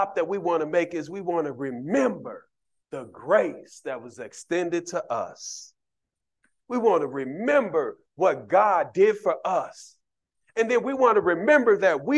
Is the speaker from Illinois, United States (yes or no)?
yes; Chicago, Illinois, United States; Growing up in Cabrini Green